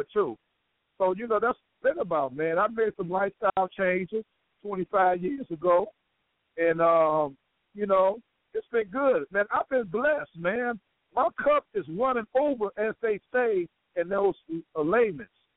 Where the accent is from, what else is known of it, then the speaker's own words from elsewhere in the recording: Chicago, Illinois, United States; I grew up in Robert Taylor